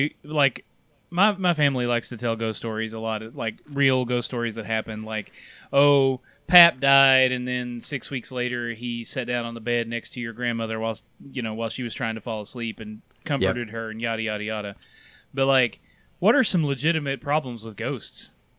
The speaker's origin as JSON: {"language": "English", "country": "United States", "tie": "born or raised there", "said": "I'm going to guess this is like a growing up in Claiborne County kind of thing"}